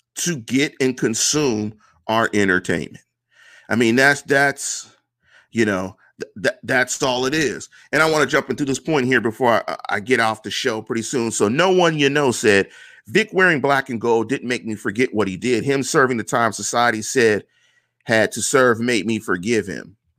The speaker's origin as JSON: {"language": "English", "town": "Pittsburgh", "region": "Pennsylvania", "country": "United States", "said": "because I'm from Pittsburgh."}